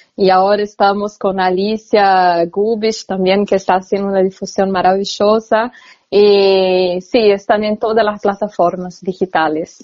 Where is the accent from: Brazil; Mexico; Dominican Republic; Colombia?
Brazil; Goiânia, Goiás; Spanish is a second language; moved away as an adult; now in Argentina; Yo nací en Goiânia, mm. está a 200 kilómetros más o menos de Brasilia